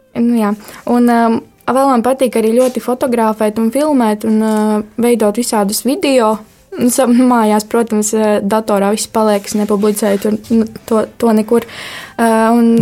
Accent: Barkava, Madona Municipality, Latvia; esmu no Barkavas.

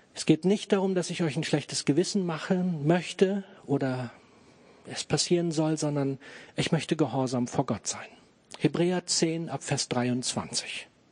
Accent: Germany; für uns als Deutsche

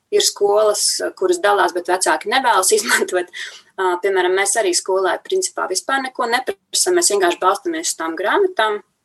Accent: Latvia; mēs esam latvieši, ka mēs dzīvojam šajā brīnišķīgajā zemītē

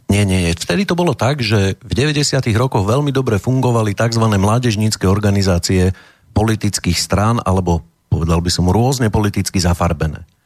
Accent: Prievidza, Trenčín Region, Slovakia; moved away as an adult; also born or lived in Nováky; Pochádzam z Prievidze

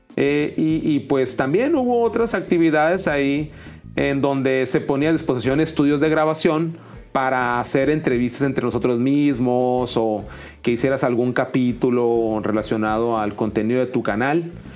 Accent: Mexicali, Baja California, Mexico; yo soy de Mexicali, Baja California

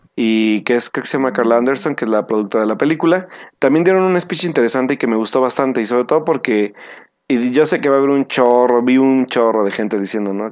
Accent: Mexico; nosotros como mexicanos

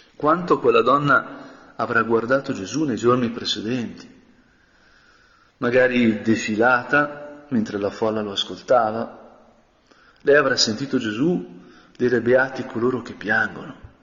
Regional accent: Brianza, Lombardy, Italy; also born or lived in Spain; essendo Brianzolo

